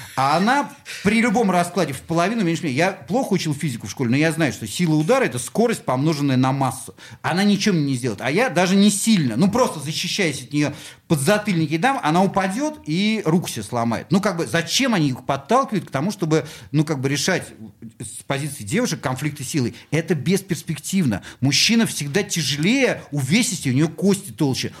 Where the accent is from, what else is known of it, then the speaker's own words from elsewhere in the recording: Saint Petersburg, Russia; я здесь родился